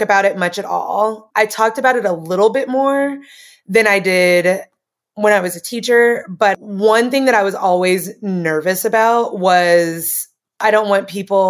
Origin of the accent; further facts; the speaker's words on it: Tennessee, United States; I'm from Tennessee.